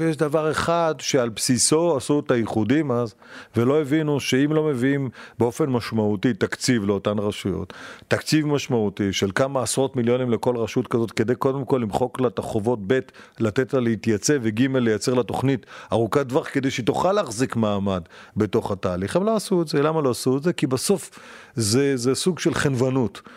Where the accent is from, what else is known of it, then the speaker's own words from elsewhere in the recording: Beit She'an, Northern District, Israel; moved away as an adult; also born or lived in Modiin; שבית שאן, שנולדתי שם, שגדלתי שם, בתיכון שם